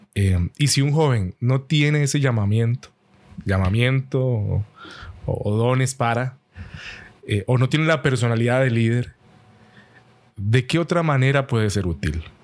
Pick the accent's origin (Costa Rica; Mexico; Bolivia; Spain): Costa Rica; aquí decimos en Costa Rica, pulseando